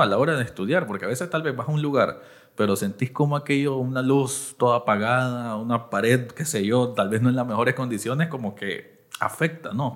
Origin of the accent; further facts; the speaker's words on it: Managua, Nicaragua; Yo soy del Distrito dos de Managua